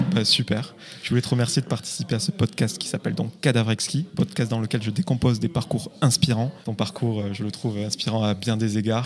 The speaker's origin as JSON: {"language": "French", "town": "Carcassonne", "region": "Occitania", "country": "France", "tie": "born or raised there", "said": "je suis originaire de Carcassonne"}